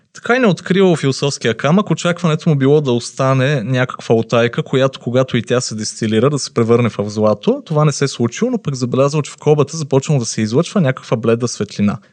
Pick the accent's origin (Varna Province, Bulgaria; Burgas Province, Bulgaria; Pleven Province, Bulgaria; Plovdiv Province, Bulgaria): Pleven Province, Bulgaria; Pleven; моя роден град Плевен